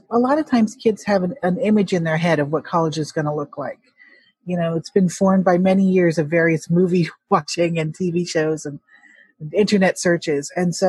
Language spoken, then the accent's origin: English; Hong Kong; if it helps for a Chinese adoptee like myself, I'm from Hong Kong, to feel like I can really relate to what that means.